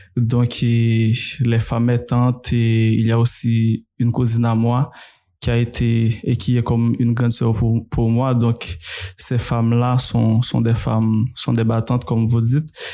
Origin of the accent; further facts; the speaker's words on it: Saint-Marc, Artibonite, Haiti; je suis né à Saint-Marc et j'ai grandi. En tout cas, j'ai passé les 11 premières années de, de, de ma vie à Hautefeuille, donc un petit village.